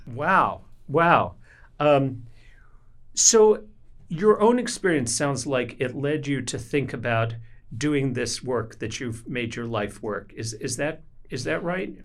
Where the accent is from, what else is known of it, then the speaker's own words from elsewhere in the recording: Kentucky, United States; moved away; I'm from Kentucky